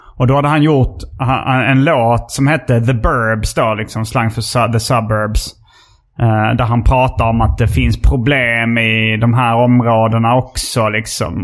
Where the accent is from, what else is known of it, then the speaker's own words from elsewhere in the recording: Hjärup, Skåne, Sweden; also born or lived in Lund; Jag var från uh, Hjärup